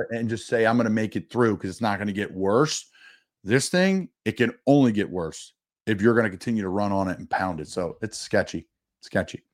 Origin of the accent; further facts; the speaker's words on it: Philadelphia, Pennsylvania, United States; I'm from Philly